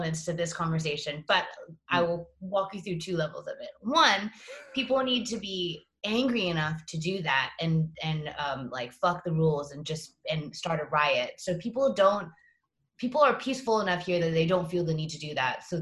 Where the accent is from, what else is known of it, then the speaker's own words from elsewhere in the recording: Singapore; moved away as an adult; also born or lived in Boston / New York / Los Angeles; growing up in Singapore